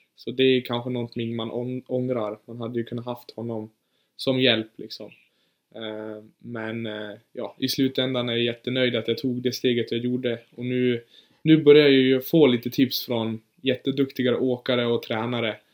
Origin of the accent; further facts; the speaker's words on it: Orsa, Dalarna County, Sweden; also born or lived in Germany; Jag är född i Tyskland faktiskt, men flyttade hit när, eh, när jag var fyra år. Så jag ja, men typ, typ bott här hela mitt liv